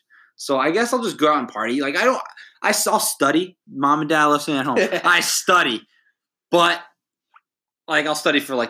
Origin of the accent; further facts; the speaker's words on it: New Jersey, United States; moved away; I'm from New Jersey.